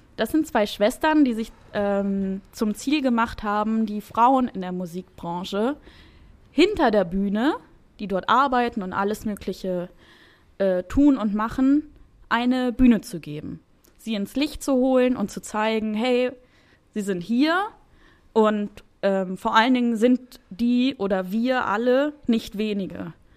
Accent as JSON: {"language": "German", "town": "Wolfsburg", "region": "Lower Saxony", "country": "Germany", "tie": "born or raised there", "moved": "yes", "said": "ich bin in Wolfsburg, Wolfsburg groß geworden"}